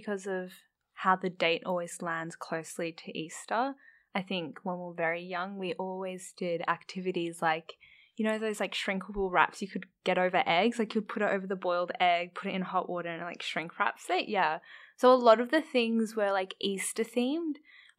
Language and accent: English; Sydney, New South Wales, Australia; I'm a Kurdish woman from Western Sydney.